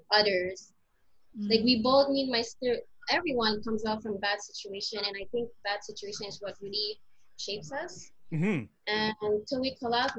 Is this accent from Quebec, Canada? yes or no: yes; Montreal, Quebec, Canada; I was always in the Côte-des-Neiges area. My parents, obviously, they were born in the Philippines and they came here.